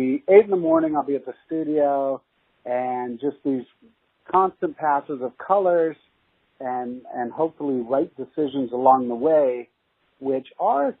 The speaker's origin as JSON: {"language": "English", "town": "Los Angeles", "region": "California", "country": "United States", "tie": "born or raised there", "also_born_or_lived": "Toronto, Canada / England", "said": "I was born actually in Toronto, Canada, and then went back to England for a little bit and then eventually moved and set roots in Los Angeles"}